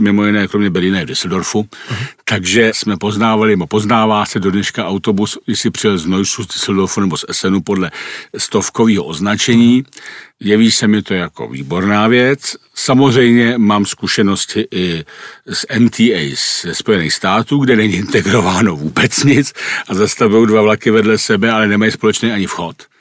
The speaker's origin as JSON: {"language": "Czech", "region": "Prague", "country": "Czechia", "tie": "born or raised there", "said": "Já jsem vyrůstal jako dítě ve Strašnicích pod Rapidem"}